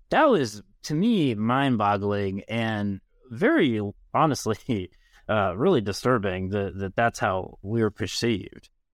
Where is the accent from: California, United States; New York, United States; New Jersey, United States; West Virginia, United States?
West Virginia, United States; I'm from West Virginia, I'm from Appalachia